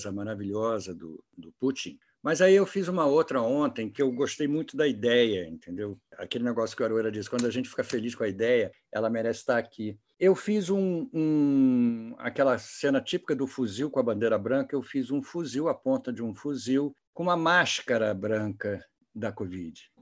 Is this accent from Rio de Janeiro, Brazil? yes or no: yes; Rio de Janeiro, Brazil; Não, não, sou carioca.